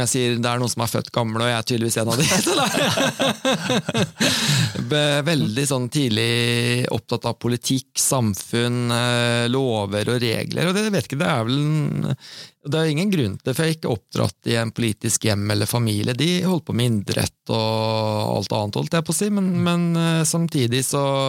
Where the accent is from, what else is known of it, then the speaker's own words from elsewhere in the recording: Sarpsborg, Østfold, Norway; siden jeg er sarping